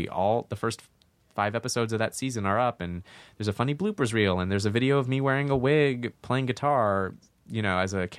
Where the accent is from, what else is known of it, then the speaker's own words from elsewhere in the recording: Santa Monica, California, United States; Santa Monica. Oh, my mom's Persian. My dad's like whitish. He's like Irish American.